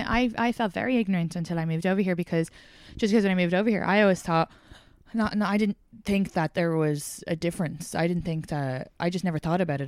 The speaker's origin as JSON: {"language": "English", "area": "outside Dublin", "region": "Leinster", "country": "Ireland", "tie": "born or raised there", "accent": "Irish", "moved": "as an adult", "lives_now": "New York City, United States", "said": "I grew up outside Dublin"}